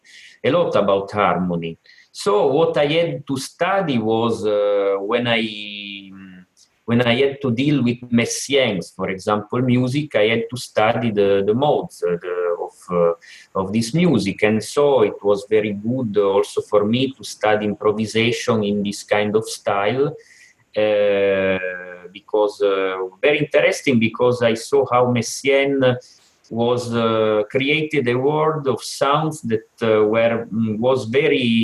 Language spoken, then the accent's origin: English; Turin, Piedmont, Italy; I was with my father in a church here in my hometown, Torino, that is in the northwest of Italy